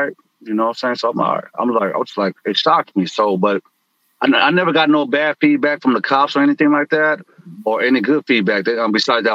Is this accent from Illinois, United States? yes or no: no; San Francisco, California, United States; now in San Jose, United States; I grew up in San Francisco, too.